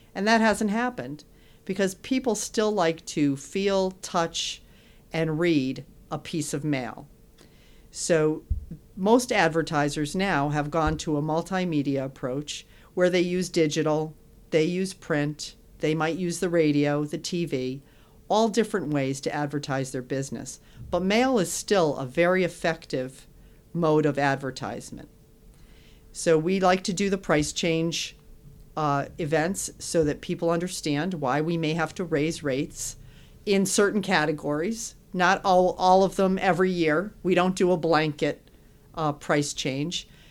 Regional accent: West Hartford, Connecticut, United States; I am from Connecticut. My family's here, born and raised in West Hartford.

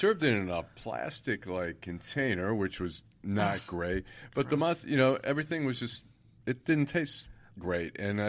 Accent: Oak Park, Michigan, United States; I grew up in Oak Park, where the Stage Deli was on 9 Mile Road. Then about a block down was the Katz's Deli.

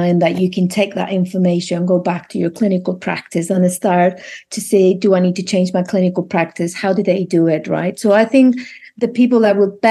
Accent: Spain; now in United Kingdom; I'm from Spain

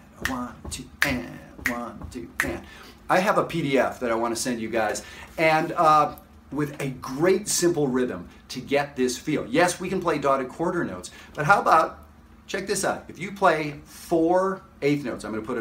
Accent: Canada; I'm a Canadian guy of entirely Ukrainian heritage

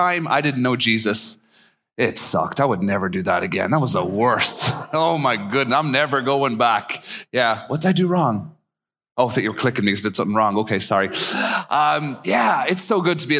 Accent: Ireland; also born or lived in East Tennessee / Japan; now in Minnesota, United States; I'm actually from Ireland originally, and I've been in Minnesota a long, long time now.

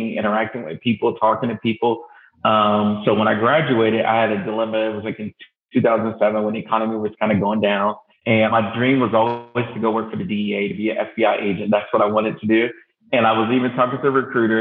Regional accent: Rockledge, Florida, United States; I am originally from Rockledge, Florida, small town near Central Florida. I actually grew up on the beach

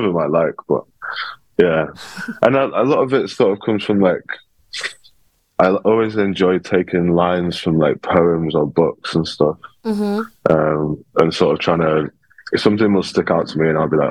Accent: Sheffield, Yorkshire and the Humber, United Kingdom; also born or lived in Liverpool; now in London, United Kingdom; Sheffield, my hometown

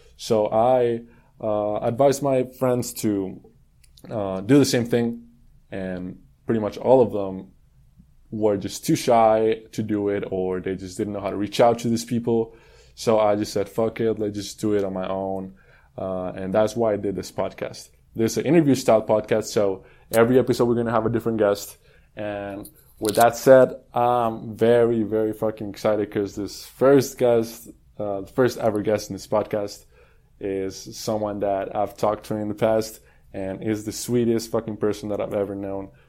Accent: Colombia; moved away as an adult; now in Houston, United States; I'm from Colombia. I I moved to Houston two years ago

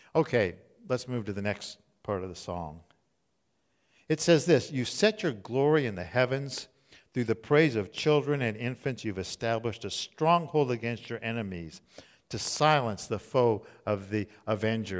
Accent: Southern California, United States; I grew up in Southern California

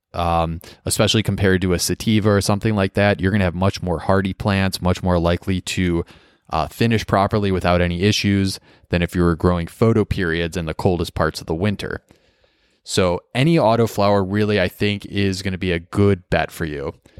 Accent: Midwest, United States; I'm from the Midwest

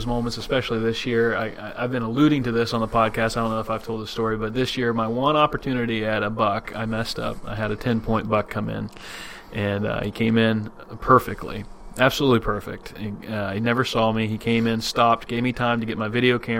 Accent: Southeast Ohio, United States; I grew up in Southeast Ohio too

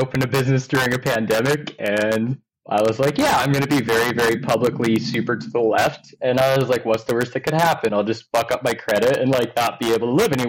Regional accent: Salt Lake City, Utah, United States; moved away as an adult; now in Duluth, United States; I was born in Salt Lake City, Utah. I lived there for like the first 27-ish years of my life.

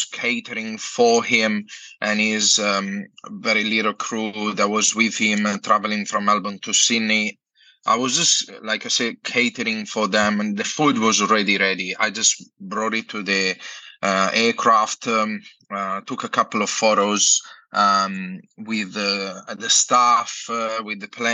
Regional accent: Italy; moved away as an adult; now in Australia; I'm from Italy and I'm a chef

